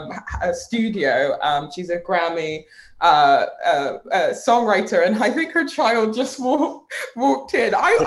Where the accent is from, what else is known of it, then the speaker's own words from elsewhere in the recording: Bristol, South West England, United Kingdom; being born in Bristol being my hometown